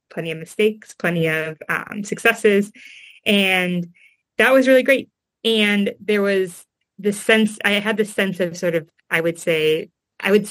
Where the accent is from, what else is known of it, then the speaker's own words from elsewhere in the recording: Eau Claire, Wisconsin, United States; I grew up in Wisconsin and I grew up in a forest. My house was, I think, kind of considered to be in the suburbs of Eau Claire, Wisconsin